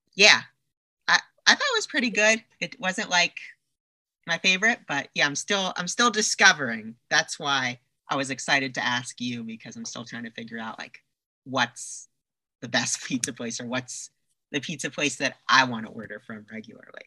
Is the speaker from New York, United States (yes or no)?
yes; New York, United States; now in Los Angeles, United States; I'm from New York originally